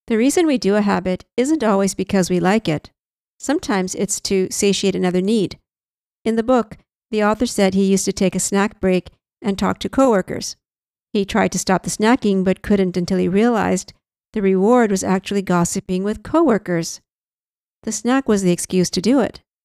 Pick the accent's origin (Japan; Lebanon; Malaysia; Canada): Canada; I'm Canadian